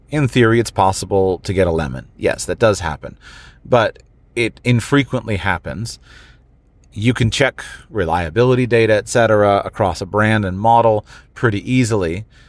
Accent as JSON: {"language": "English", "country": "United States", "said": "I'm an American"}